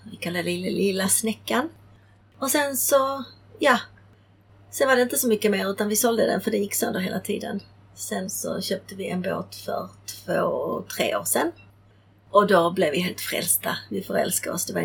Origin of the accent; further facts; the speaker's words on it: Prague, Czechia; born there; För då föddes jag eh, och var ett halvår när min mamma höll mig i sin famn i Prag och ryssarna rullade in eh, mot tjeckernas vilja. Så jag föddes 1968.